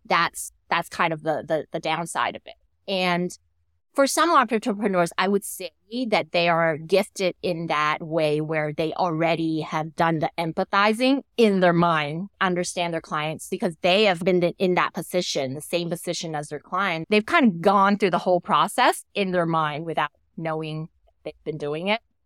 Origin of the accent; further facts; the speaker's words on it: Thailand; I came back to, uh, to my home country, w, which at the moment is Thailand